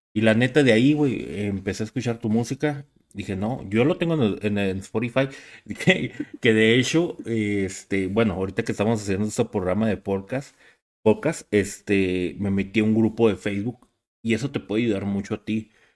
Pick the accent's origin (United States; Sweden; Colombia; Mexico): Mexico; Ciudad Juárez, Chihuahua; somos cuatro de Ciudad Juárez